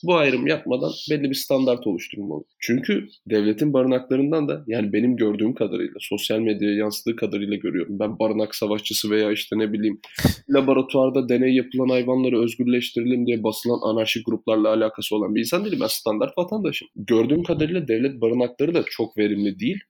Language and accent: Turkish; Thrace, Turkey; biz Trakya'da büyüdük